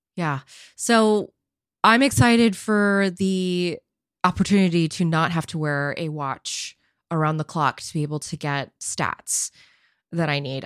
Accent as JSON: {"language": "English", "town": "San Jose", "region": "California", "country": "United States", "tie": "born or raised there", "said": "my birthplace of San Jose"}